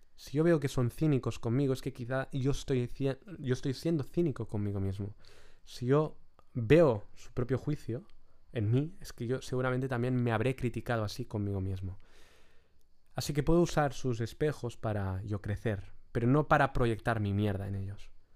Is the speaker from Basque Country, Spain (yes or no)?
no; Lloret de Mar, Catalonia, Spain; mi pueblo, de Lloret de Mar